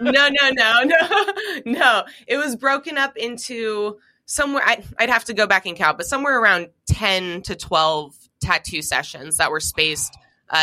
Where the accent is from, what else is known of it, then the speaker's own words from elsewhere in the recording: Seattle, Washington, United States; growing up in Seattle, Washington